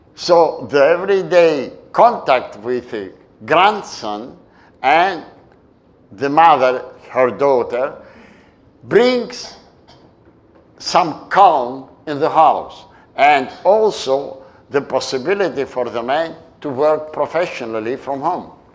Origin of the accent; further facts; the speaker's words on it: Istanbul, Turkey; moved away; the island where I was born in Turkey, in Istanbul, and I grew up. Halki, the Turkish name is Heybeliada